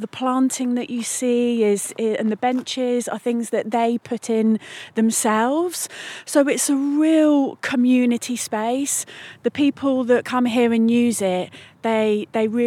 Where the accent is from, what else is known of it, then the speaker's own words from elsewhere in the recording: Batheaston, South West England, United Kingdom; I'm a local girl, I'm actually from Bath Easton